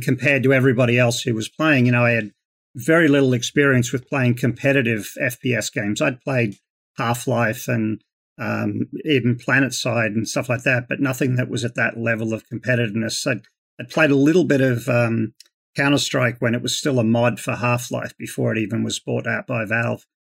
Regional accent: Queensland, Australia; moved away as an adult; now in Las Vegas, United States; So I'm originally from, um, Queensland in Australia. Uh, grew up in the Australian outback, um, and I moved over to the United States about twenty years ago.

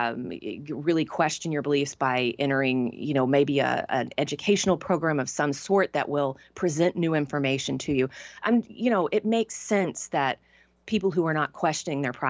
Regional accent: Tyler, Texas, United States; moved away; the vast majority of people that I grew up with stayed in Tyler or in Texas

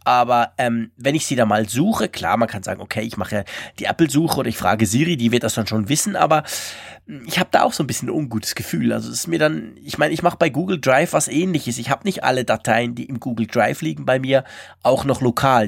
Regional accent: Switzerland; uns Schweizer

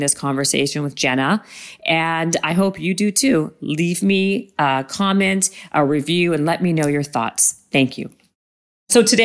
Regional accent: Winnipeg, Manitoba, Canada; I'm from Winnipeg

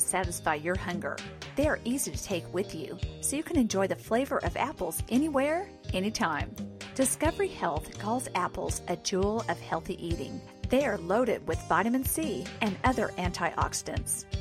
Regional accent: Pacific Northwest, United States; I had by growing up in the Pacific Northwest

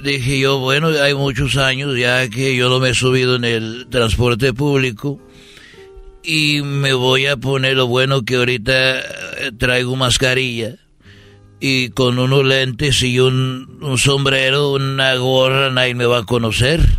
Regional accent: Mexico; como buen macho mexicano dije pa acá

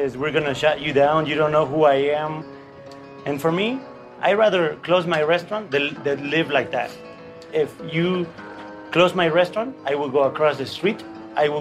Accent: United States; now in Mexico City, Mexico; I grew up in the States. I was a migrant worker picking fruits and vegetables as a kid.

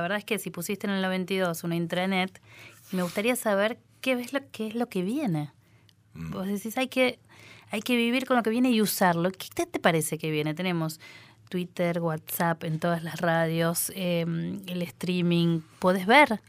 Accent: Rosario, Santa Fe, Argentina; cuando era chica porque vivía en Rosario también

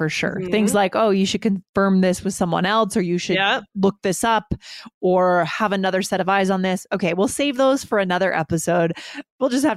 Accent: Keene, New Hampshire, United States; in a PR firm in my hometown in Keene, New Hampshire

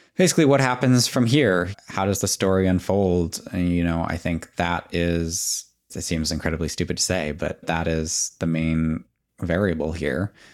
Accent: Boston, Massachusetts, United States; as a Bostonian

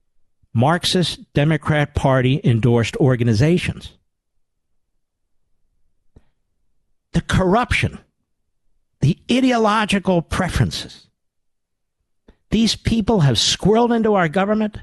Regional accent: Pennsylvania, United States; I'm from Pennsylvania. We're in New Jersey for the summer.

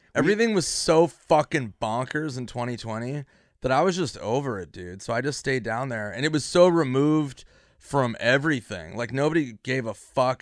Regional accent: Minnesota, United States; now in Los Angeles, United States; Minnesota where I'm from

